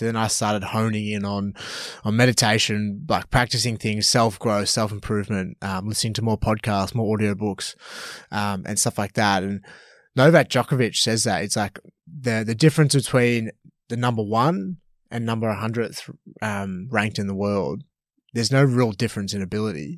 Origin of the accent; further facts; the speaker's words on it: Melbourne, Victoria, Australia; moved away as an adult; also born or lived in Canberra / Gold Coast; I'm originally from Melbourne